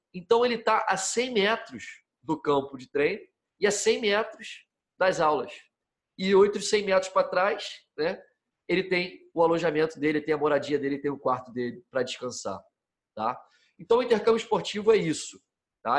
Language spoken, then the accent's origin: Portuguese; Rio de Janeiro, Brazil; moved away as an adult; also born or lived in San Diego, California; como todo menino, como todo jovem que nasce no Brasil e é criado aqui, é, nasci no Rio de Janeiro